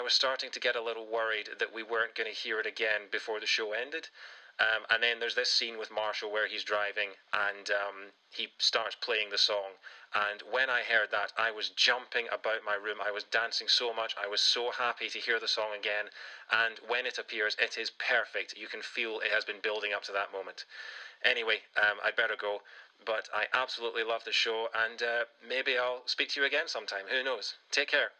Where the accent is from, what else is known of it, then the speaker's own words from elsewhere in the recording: Scotland, United Kingdom; now in London, United Kingdom; I'm coming to you live from London, England right now, but, uh, in case you couldn't tell from the accent, I was born and raised in Scotland.